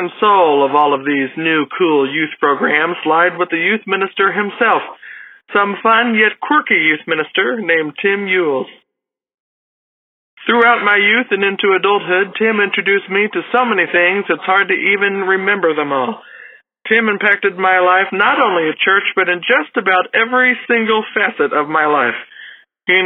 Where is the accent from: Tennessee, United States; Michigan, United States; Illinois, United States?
Illinois, United States; Johnston City; I'm from Johnston City, Illinois